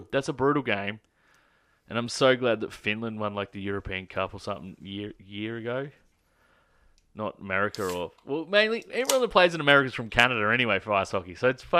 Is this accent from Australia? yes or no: yes; Australia; I'm from Australia.